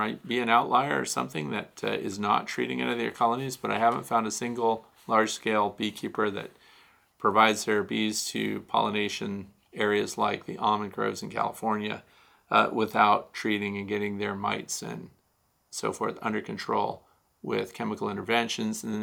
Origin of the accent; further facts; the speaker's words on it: Australia; now in Montana, United States; I'm in Montana. It's my first time having bees. I'm originally from Australia, so it's much warmer there so from Australia to Montana.